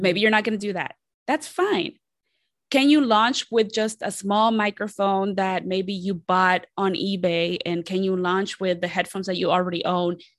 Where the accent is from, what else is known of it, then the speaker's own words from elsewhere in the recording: Columbus, Ohio, United States; also born or lived in Mexico City, Mexico; I am originally from Mexico City, and I, I was raised there, and then I grew up in Columbus, Ohio